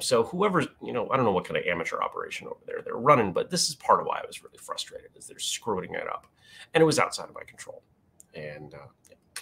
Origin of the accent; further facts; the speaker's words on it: Maine, United States; I grew up in Maine